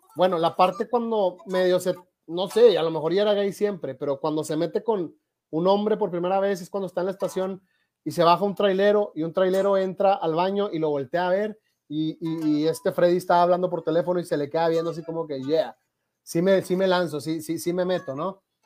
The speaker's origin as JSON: {"language": "Spanish", "country": "Mexico", "said": "yo soy de México"}